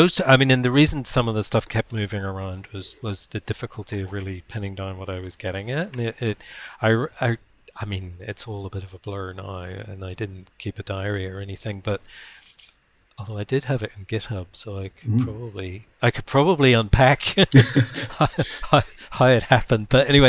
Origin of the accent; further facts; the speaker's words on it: Ireland; also born or lived in Berkeley; now in Wellington, New Zealand; you know that I'm from Ireland, you know that I live in Wellington.